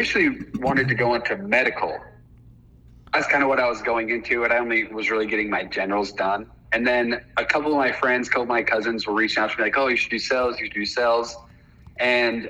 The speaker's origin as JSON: {"language": "English", "town": "Heber City", "region": "Utah", "country": "United States", "tie": "born or raised there", "said": "I'm from Heber City, Utah, same as a lot of the other guys around here"}